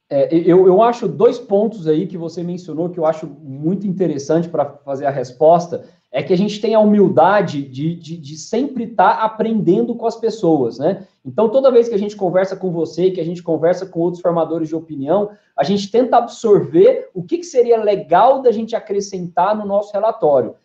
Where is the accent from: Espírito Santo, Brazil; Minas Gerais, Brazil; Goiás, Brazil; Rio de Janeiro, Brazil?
Goiás, Brazil; Goiânia; also born or lived in São Paulo; eu sou natural de Goiânia, né, nasci aqui em Goiânia, é, me criei aqui em 2001, acabei me mudando para São Paulo para fazer faculdade